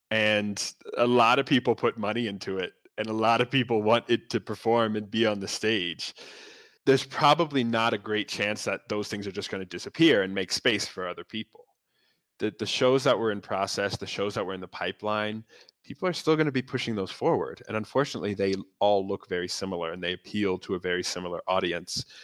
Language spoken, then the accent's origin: English; New York, United States; I'm a producer from New York coming to South Africa.